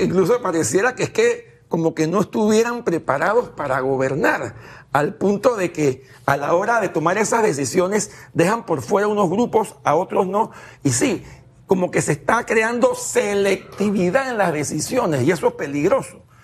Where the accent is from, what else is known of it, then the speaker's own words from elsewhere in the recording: Panama; como panameños